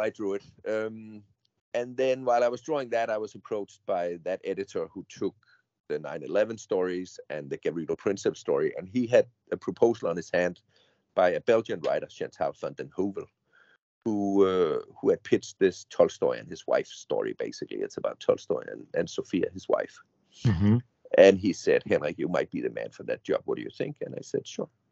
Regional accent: Odense, Southern Denmark, Denmark; my hometown Odense in Denmark

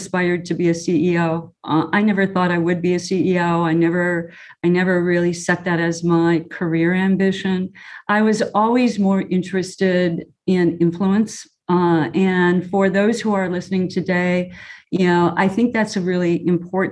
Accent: Chicago, Illinois, United States; anyone growing up in Chicago, if they're old enough, would remember the show. It's Bozo Circus. And, you know, when I was a bluebird, I went to Bozo Circus

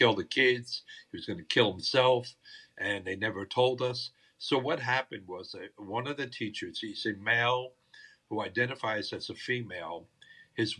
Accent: New Jersey, United States; now in Hernando County, Florida, United States; born and raised in New Jersey

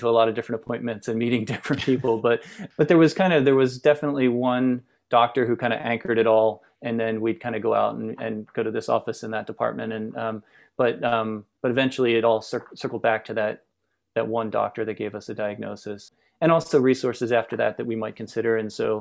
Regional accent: outside Philadelphia, Pennsylvania, United States; moved away as an adult; now in Portland, United States; I grew up in just outside Philadelphia, a small town outside Philadelphia.

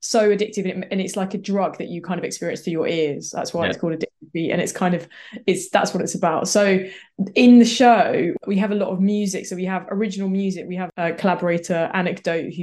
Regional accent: Stroud, South West England, United Kingdom; I'm from Stroud in Gloucestershire

